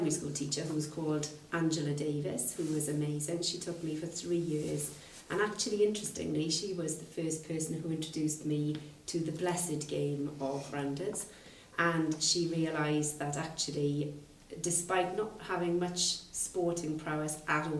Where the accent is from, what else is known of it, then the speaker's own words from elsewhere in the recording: Aberdeen, Scotland, United Kingdom; I grew up in Aberdeen, where sport, particularly rugby, was really fundamental to people who lived there